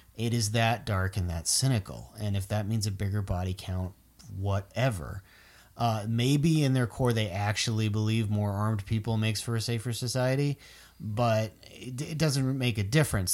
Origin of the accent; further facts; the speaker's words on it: Florida, United States; I'm from Florida